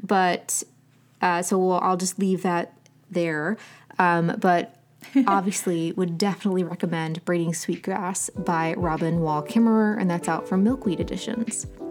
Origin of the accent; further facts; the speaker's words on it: Southern Ohio, United States; I grew up in Southern Ohio